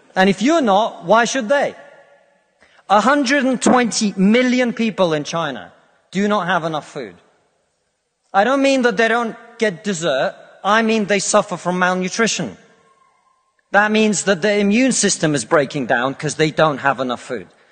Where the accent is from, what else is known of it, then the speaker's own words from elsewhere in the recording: Russia; now in United Kingdom; I come from Russia, which is not a poor country, it's a middle income country.